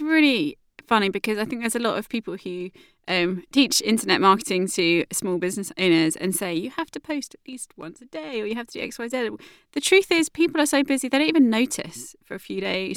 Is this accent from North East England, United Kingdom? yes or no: no; Southampton, South East England, United Kingdom; It is my hometown and it's where I live now.